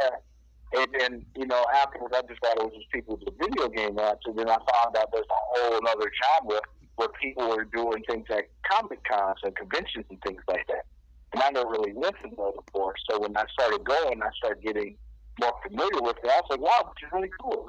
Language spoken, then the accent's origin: English; Detroit, Michigan, United States; Straight out of the Motor City, man, still Michigan